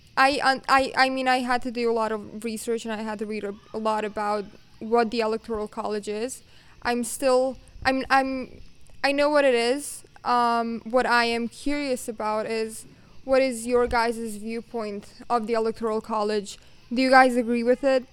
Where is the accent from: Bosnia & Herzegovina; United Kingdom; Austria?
Bosnia & Herzegovina; I come from Bosnia and Herzegovina